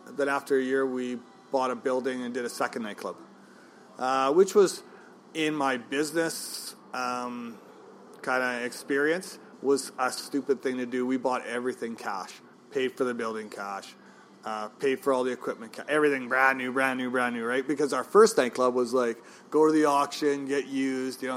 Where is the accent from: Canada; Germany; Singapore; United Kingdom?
Canada; Regina, Saskatchewan; moved away as an adult; now in Kelowna, Canada; Well, I come from Regina, Saskatchewan. I was born and raised there, so I was 28 years old.